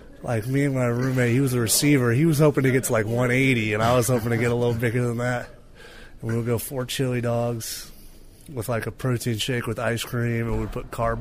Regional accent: Dublin, California, United States; Dublin's a great place to grow up. It's just a family town

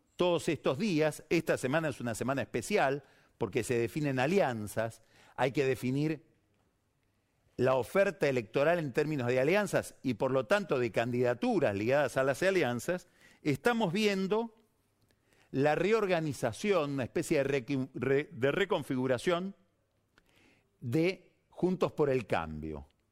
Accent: Argentina; en la Argentina estamos en 12%

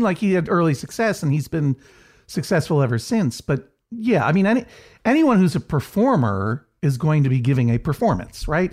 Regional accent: Brookline, Massachusetts, United States; the Coolidge Corner Theater in Brookline, Massachusetts, my hometown

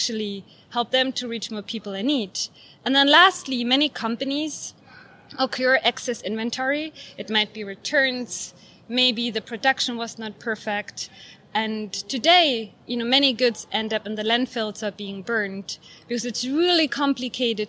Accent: Germany; moved away; my home country, Germany

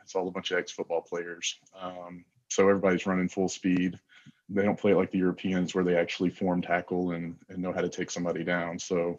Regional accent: Memphis, Tennessee, United States; Yeah, so I grew up in Memphis, Tennessee.

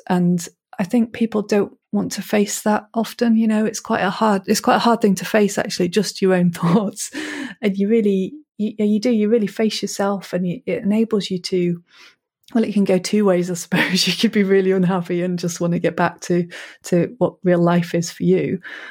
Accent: Manchester, North West England, United Kingdom; I grew up in Manchester in the city, basically, and it was quite it was a violent time in Manchester, I suppose, and it wasn't particularly pleasant, and I didn't really like the city.

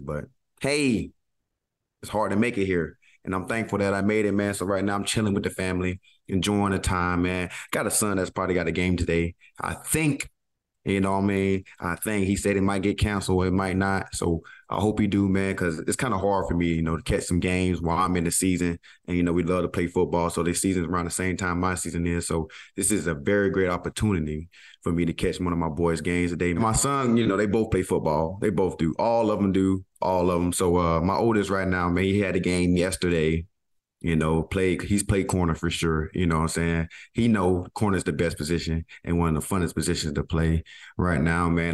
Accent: Georgia, United States

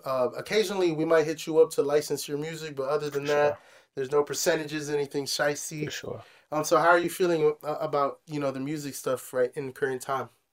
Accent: Hyattsville, Maryland, United States; we grew up in Hodgesville

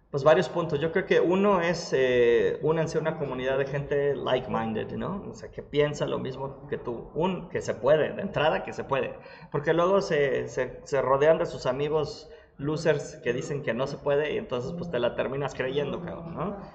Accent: Mexico; Porque soy mexicano

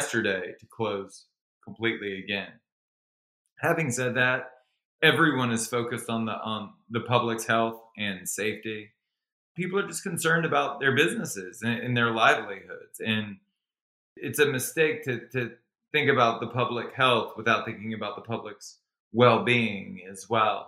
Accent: Baton Rouge, Louisiana, United States; moved away as an adult; now in Los Angeles, United States; I was born and raised in Baton Rouge, Louisiana, which is a small town in the deep south

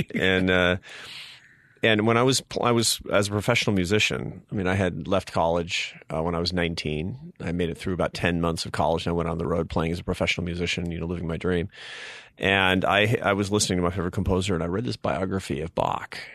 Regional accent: Seattle, Washington, United States; I grew up in Seattle, Washington, to a, a family of artists and academics

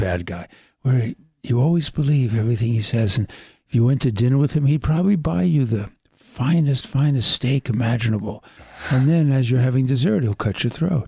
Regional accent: New York City, New York, United States; I grew up in Brooklyn

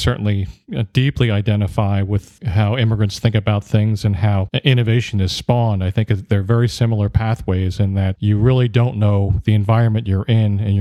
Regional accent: Wilmington, Delaware, United States; I grew up in Wilmington, Delaware in the 1960s

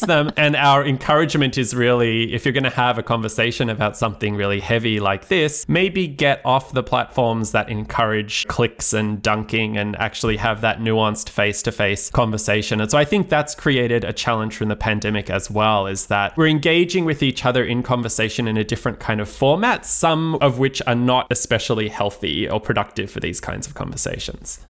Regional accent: Australia; moved away; I'm originally from Australia and trained as a lawyer

